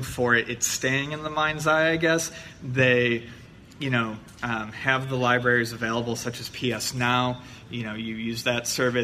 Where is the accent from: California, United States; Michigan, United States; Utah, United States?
California, United States; San Diego; I'm from San Diego. Well, we're from San Diego